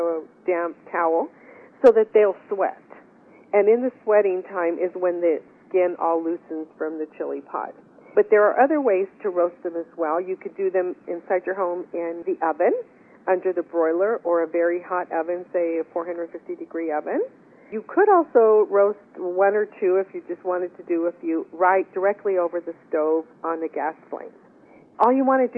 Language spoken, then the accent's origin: English; West Texas, United States; we are from West Texas